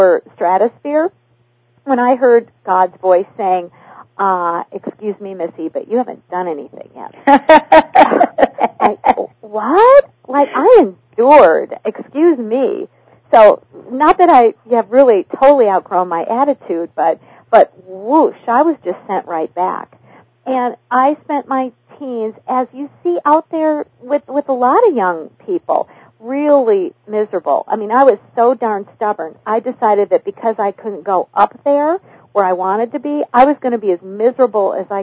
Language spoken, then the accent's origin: English; Minnesota, United States; I was raised in what in Minnesota we call the dysfunctional family system